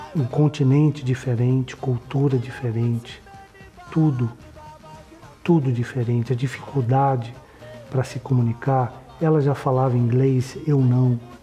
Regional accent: São Paulo, Brazil; eu nasci em São Paulo

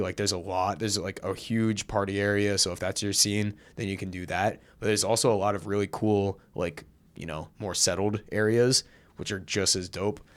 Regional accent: Seattle, Washington, United States; moved away; growing up in Seattle

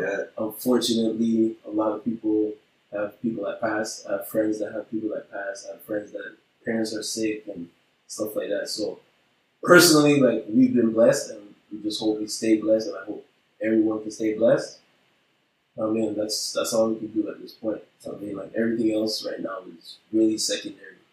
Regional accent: Montreal, Quebec, Canada; I grew up on Walkley in NDG

